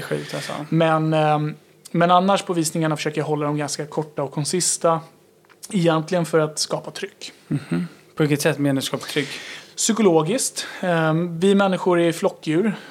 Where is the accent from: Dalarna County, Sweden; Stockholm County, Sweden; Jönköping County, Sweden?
Stockholm County, Sweden; Tyresö; jag är uppvuxen i Tyresö